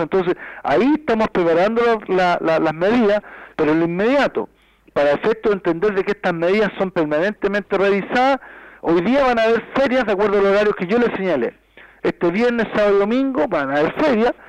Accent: Chile

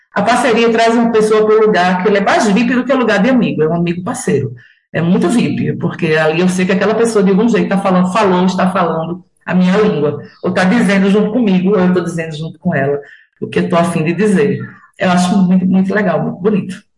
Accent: Carpina, Pernambuco, Brazil; also born or lived in Recife; eu moro aqui desde criança

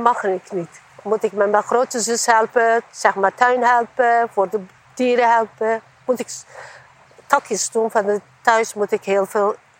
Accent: Eastern Anatolia, Turkey; Dutch is a second language; now in Netherlands; Ik kom uit de Oost-Turkije. En wij hebben, toen ik klein waren, wij hebben grote gezinnen.

